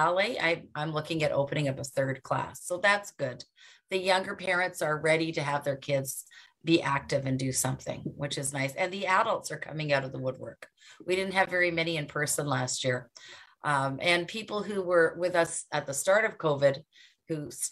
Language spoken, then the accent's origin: English; Mississauga, Ontario, Canada; I'm from Mississauga, Ontario. That's in Canada.